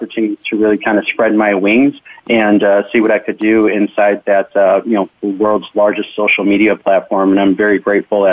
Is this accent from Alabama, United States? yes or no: no; Chicago, Illinois, United States; moved away as an adult; I was born and raised in Chicago, and I was a private investigator there for 15 years.